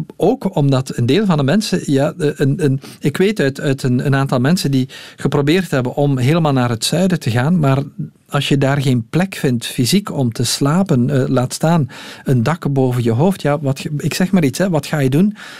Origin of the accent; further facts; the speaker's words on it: Belgium; hier bij ons in de Ardennen